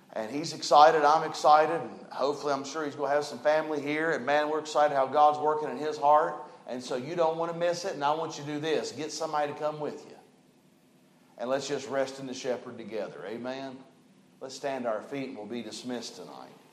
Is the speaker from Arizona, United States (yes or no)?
no; West Virginia, United States; I was born in West Virginia.